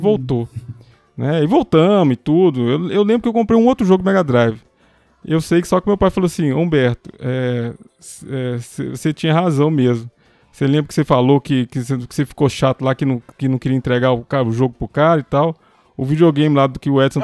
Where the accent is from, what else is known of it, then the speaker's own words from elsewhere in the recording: Belo Horizonte, Minas Gerais, Brazil; sou de Belo Horizonte